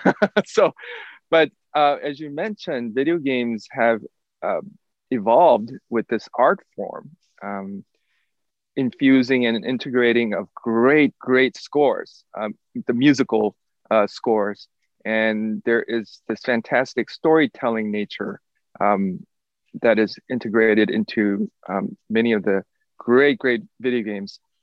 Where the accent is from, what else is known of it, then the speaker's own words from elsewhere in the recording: South Korea; now in Lubbock, United States; I am originally from South Korea.